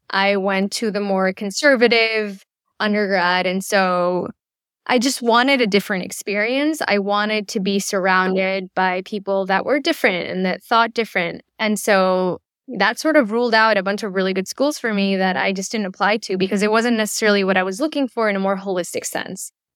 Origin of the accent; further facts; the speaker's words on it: Chile; moved away; also born or lived in United States; I was born and raised in Chile, though I lived in the U S for a brief period